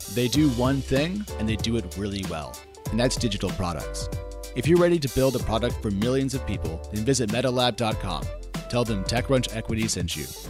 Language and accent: English; United States; I'm an American